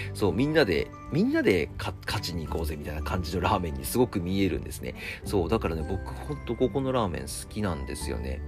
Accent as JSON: {"language": "Japanese", "region": "Akita", "country": "Japan", "moved": "as an adult", "lives_now": "Tokyo, Japan", "said": "一回秋田に帰ったんですよ、僕。"}